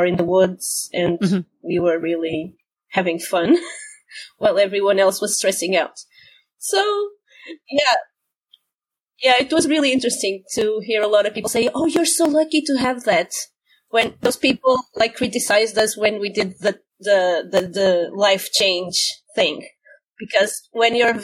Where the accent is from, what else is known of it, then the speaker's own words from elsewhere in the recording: Porto, Norte, Portugal; also born or lived in Algarve, Portugal / Coimbra, Portugal; I was born in Porto, which is on the coast.